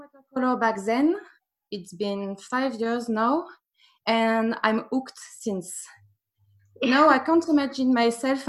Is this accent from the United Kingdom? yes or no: no; Paris, Île-de-France, France; English is a second language; I was born in Paris, and I lived there for 20, 25 years maybe.